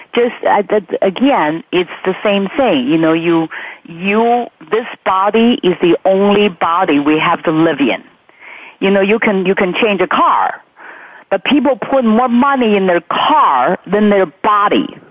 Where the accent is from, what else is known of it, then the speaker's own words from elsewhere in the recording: Beijing, China; moved away; I grew up in Beijing